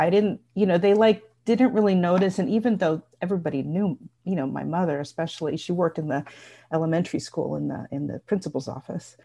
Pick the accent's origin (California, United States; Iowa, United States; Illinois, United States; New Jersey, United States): New Jersey, United States; Bergen County; I grew up in Bergen County, New Jersey